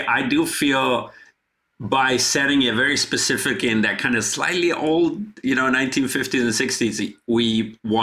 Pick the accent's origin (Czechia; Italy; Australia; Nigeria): Italy; Genoa, Liguria; moved away; my best friend and I were running around the beaches and the rocks and the coastal towns of the Riviera by Genova